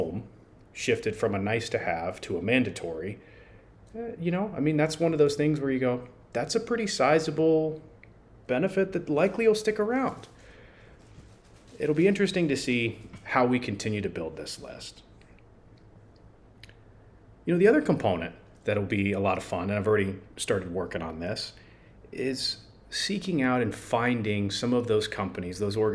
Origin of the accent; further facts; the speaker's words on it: San Francisco, California, United States; also born or lived in San Diego, California / Arizona; I grew up in California, in San Francisco